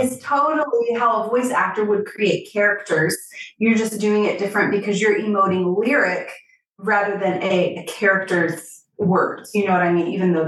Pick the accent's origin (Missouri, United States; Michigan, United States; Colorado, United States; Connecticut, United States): Missouri, United States; I'm from a small town in Missouri, the heart of the country